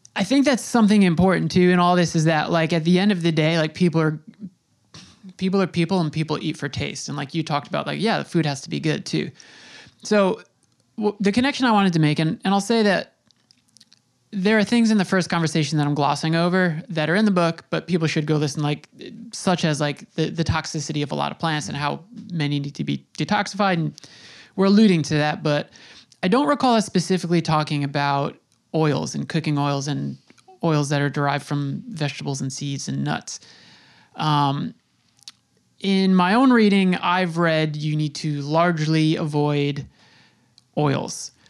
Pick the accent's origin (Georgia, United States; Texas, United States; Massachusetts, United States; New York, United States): New York, United States; Long Island; I'm I'm in New York, I grew up on Long Island